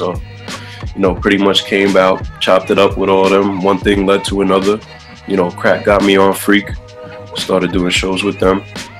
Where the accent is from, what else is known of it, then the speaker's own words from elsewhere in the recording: Staten Island, New York, United States; No, where the … was built at. Honestly, it was it's not much different than growing up in a place like Brooklyn or Queens or Manhattan.